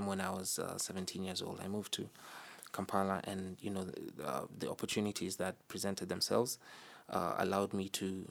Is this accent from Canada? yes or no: no; Nairobi, Kenya; I'm originally of Ugandan descent. I was born and raised in Nairobi, Kenya, which is where I spent most of my life.